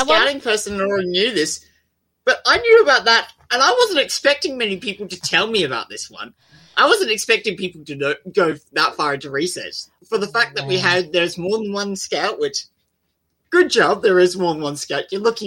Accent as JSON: {"language": "English", "region": "South Australia", "country": "Australia", "said": "We are South Australian."}